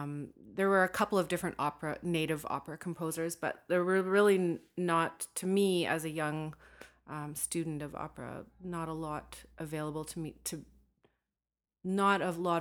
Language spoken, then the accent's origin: English; Northern Canada, Canada; from my own perspective as a Northerner, as a Dene woman